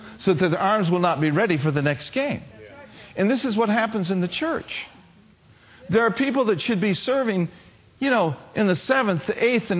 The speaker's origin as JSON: {"language": "English", "country": "United States", "said": "I'm an American"}